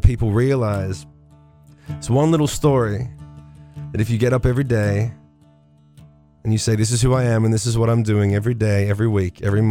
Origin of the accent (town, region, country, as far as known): Australia